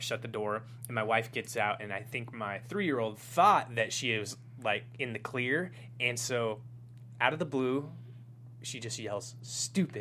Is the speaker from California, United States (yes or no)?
yes; Los Angeles, California, United States